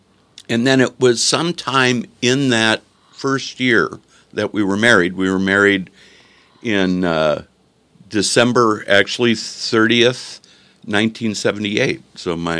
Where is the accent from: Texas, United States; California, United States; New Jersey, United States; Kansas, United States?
California, United States; San Jose; my rabbi that I grew up with in San Jose, Rabbi Gittin